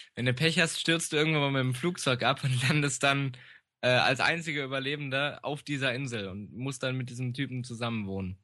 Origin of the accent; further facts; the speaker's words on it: Germany; im Harz, da wo ich herkomme